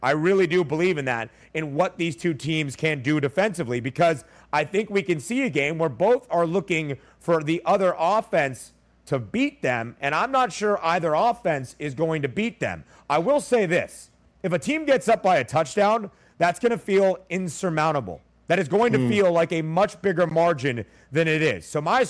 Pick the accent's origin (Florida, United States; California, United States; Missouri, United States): California, United States; Los Angeles; moved away; my hometown of Los Angeles